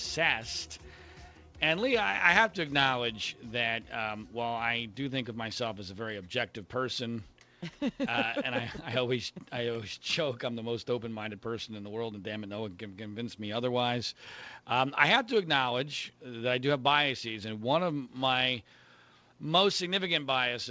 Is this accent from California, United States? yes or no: no; Philadelphia, Pennsylvania, United States; I grew up in the Philadelphia area